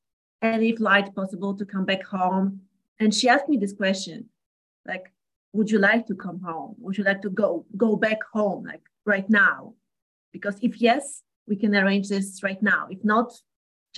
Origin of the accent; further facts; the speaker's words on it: Poland; first language Polish; English is a second language; I'm a skin sensei and I come from Poland